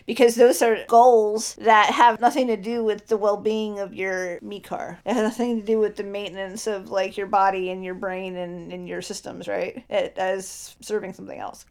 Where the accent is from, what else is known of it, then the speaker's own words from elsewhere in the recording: Ohio, United States; I was born in Ohio, baby. I've been in Ohio for fucking too long.